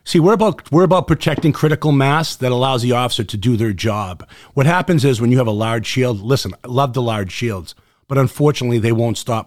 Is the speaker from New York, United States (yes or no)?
no; Boston, Massachusetts, United States; accent: Boston; my Boston accent